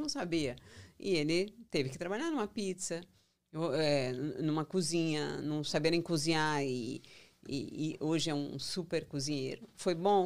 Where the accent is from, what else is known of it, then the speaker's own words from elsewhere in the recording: São Paulo, Brazil; moved away as an adult; also born or lived in Goiânia, Brazil / Brasília, Brazil; now in United States; Eu nasci em São Paulo, mas eu sou mais goiana